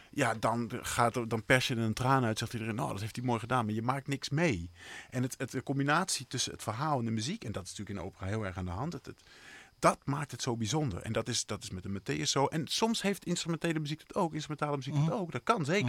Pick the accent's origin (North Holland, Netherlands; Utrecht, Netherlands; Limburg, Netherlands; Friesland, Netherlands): Friesland, Netherlands; near Bolsward; in Bolsward heb je dat is het, stadje vlakbij waar ik vandaan kom